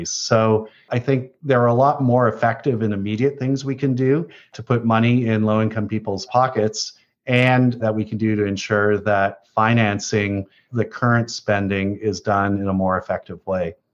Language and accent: English; Canada; i came back to canada five years ago to have a positive impact in my home country